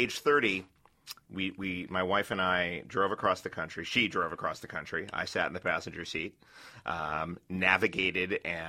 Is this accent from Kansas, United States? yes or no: no; New York City, New York, United States; moved away; I grew up in New York City where there are more cabs than cars.